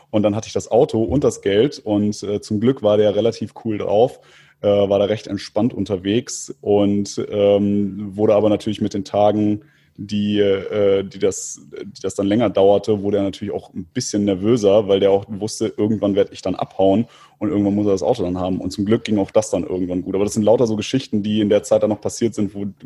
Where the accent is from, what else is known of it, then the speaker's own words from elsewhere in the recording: Istanbul, Turkey; Dann habe ich gesagt, ich komme aus Istanbul.